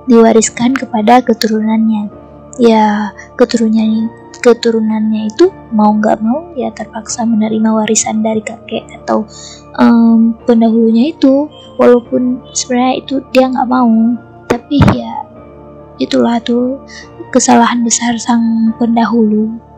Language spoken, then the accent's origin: Indonesian; Aceh, Indonesia; aku bakal ceritain tentang sosok gaib yang sangat masyur di daerahku, yaitu Aceh.